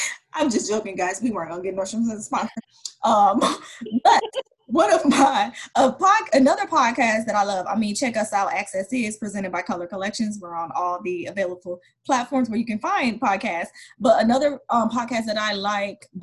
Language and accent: English; Detroit, Michigan, United States; I'm from Detroit, and though it wasn't called Chocolate City, my whole experience, I went K through 12 was all Black, my neighborhood